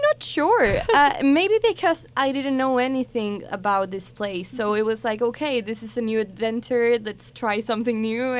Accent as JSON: {"language": "English", "town": "Santiago", "region": "Santiago Metropolitan Region", "country": "Chile", "second_language": "English", "moved": "as an adult", "lives_now": "United States", "said": "I'm from Santiago. That's the capital."}